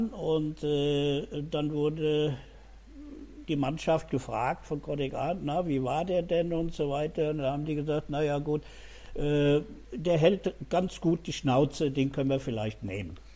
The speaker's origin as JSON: {"language": "German", "town": "Wiesbaden", "region": "Hesse", "country": "Germany", "tie": "born or raised there", "said": "groß geworden in Wiesbaden-Biebrich, genau am Rhein, 20 Meter entfernt. Da fließt der Rhein vorbei, ja, in meinem Elternhaus."}